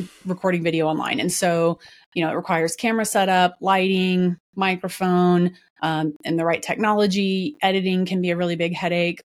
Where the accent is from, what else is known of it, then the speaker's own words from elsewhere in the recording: Dallas, Texas, United States; my hometown, Dallas, Texas.